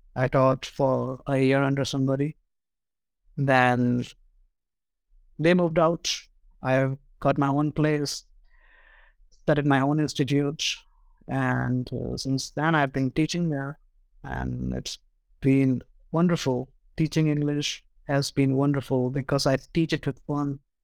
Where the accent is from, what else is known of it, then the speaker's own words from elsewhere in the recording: India; I'm from India